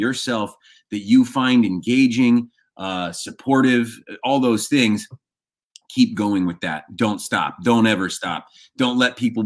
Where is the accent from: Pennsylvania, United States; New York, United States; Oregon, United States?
Oregon, United States; moved away as an adult; born and raised in Oregon. I only left when I joined the military.